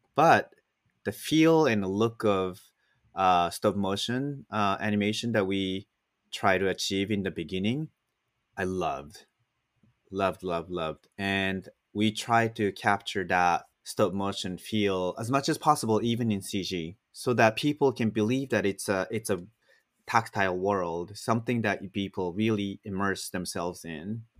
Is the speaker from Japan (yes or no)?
yes; Japan; moved away; I grew up in Japan